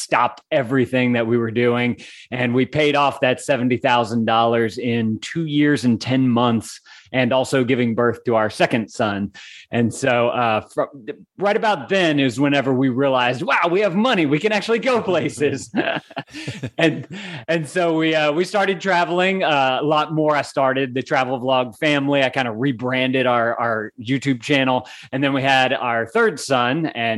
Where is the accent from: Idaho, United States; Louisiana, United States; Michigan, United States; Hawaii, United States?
Louisiana, United States; Lafayette; I am. I was born and raised in Lafayette.